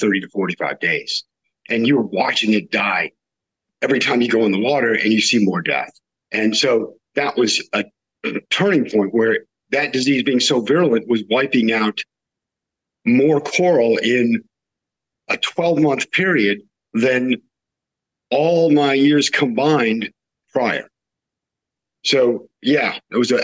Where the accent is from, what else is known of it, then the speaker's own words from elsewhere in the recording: the West, United States; I grew up in the West